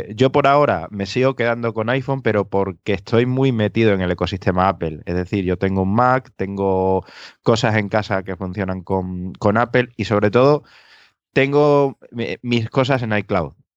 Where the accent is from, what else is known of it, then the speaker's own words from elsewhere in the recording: Extremadura, Spain; now in Seville, Spain; desde Sevilla, aunque soy de Extremadura